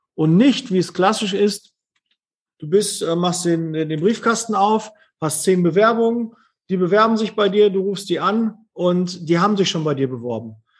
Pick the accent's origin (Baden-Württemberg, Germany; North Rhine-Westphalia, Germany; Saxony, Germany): North Rhine-Westphalia, Germany; Ruhr area; ich bin halt aus dem Ruhrpott